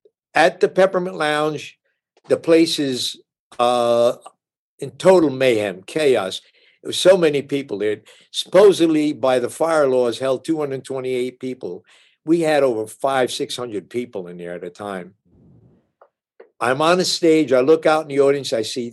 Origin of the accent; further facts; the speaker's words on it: Passaic, New Jersey, United States; I come from Passaic, New Jersey, where … came from.